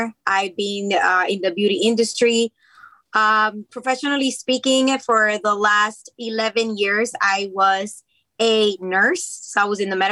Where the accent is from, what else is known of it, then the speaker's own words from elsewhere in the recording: Puerto Rico; first language Spanish; English is a second language; moved away as an adult; also born or lived in United States; now in New Jersey, United States; Spanish is my first language. I was born in the United States, raised in Puerto Rico. And yes, that's the reason why I have an accent.